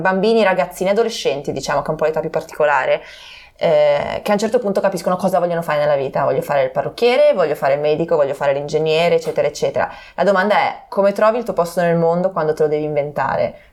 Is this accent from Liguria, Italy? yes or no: yes; Genoa, Liguria, Italy; also born or lived in Bologna; in quanto genovesi innamorate della nostra città